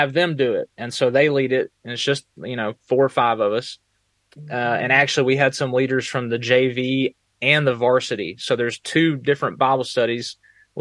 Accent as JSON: {"language": "English", "region": "Texas", "country": "United States", "also_born_or_lived": "Alabama", "moved": "yes", "lives_now": "Northern Virginia, United States", "said": "I'm originally from Texas"}